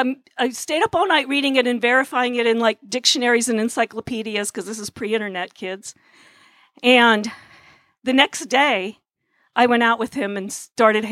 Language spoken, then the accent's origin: English; Pennsylvania, United States; I was born in Pennsylvania in 1957, and I came of age during the late 60s.